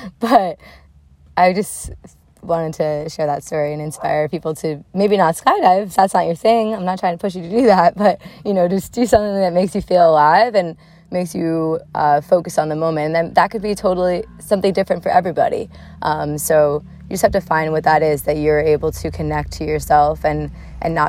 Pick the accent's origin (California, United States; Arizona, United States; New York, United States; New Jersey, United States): New Jersey, United States; Sussex County; I grew up in Sussex County and not far from there